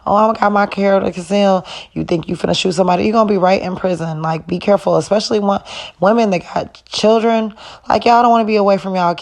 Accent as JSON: {"language": "English", "region": "Wisconsin", "country": "United States", "tie": "born or raised there", "also_born_or_lived": "Illinois", "said": "I was born in Illinois, but I was raised in Wisconsin. So Wisconsin is my home"}